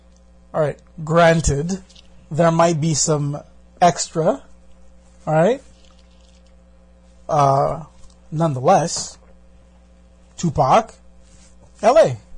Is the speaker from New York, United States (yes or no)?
yes; Brooklyn, New York, United States; I come from Brooklyn.